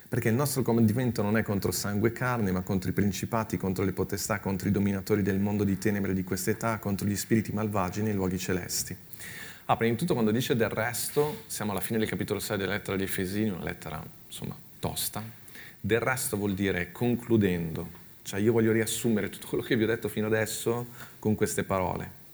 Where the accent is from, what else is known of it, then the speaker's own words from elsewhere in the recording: Milan, Lombardy, Italy; io sono cresciuto a Milano